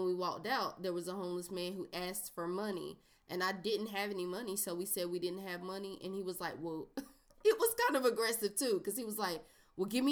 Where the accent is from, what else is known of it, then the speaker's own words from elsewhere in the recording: North Carolina, United States; I'm a North Carolinian